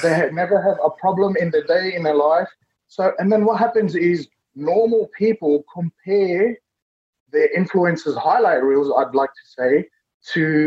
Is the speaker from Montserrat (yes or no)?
no; Fiji; now in Sydney, Australia; I was born in Fiji as well